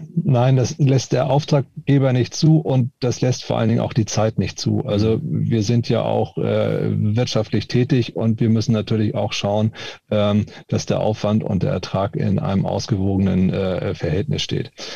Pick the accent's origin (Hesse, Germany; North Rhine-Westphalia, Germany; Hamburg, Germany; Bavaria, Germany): Hamburg, Germany; Ich bin eben auch Hamburger. Mit Moin Moin oder Moin